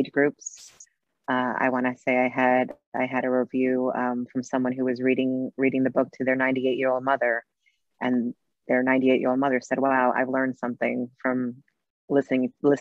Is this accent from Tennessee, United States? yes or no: no; New York City, New York, United States; I grew up in New York City in Brooklyn, a Latin background